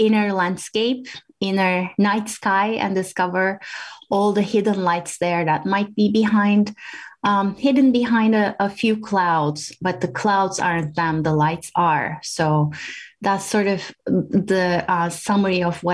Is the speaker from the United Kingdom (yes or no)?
no; Turkey; moved away as an adult; also born or lived in Washington, D.C., United States; now in New Hampshire, United States; I grew up in Turkey, and I came to the U.S., to Washington, D.C. area